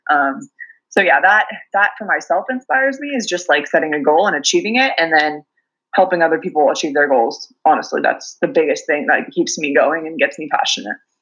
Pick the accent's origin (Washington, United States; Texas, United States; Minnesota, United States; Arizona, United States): Washington, United States; Pullman; also born or lived in Seattle, Washington / New Zealand; I grew up in Eastern Washington, a tiny little town called Pullman.